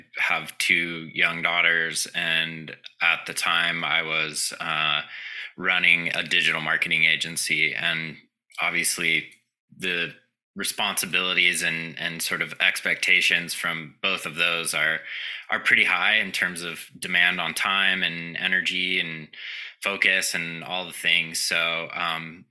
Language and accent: English; Southern California, United States; I grew up in Southern California